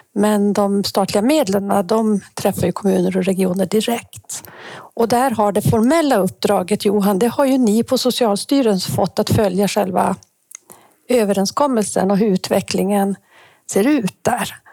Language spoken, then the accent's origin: Swedish; Kiruna, Norrbotten County, Sweden; jag är ju också född i Kiruna